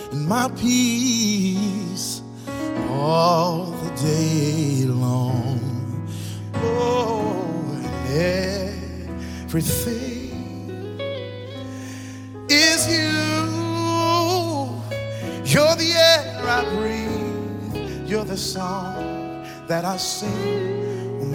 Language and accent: English; Detroit, Michigan, United States; I'm from Detroit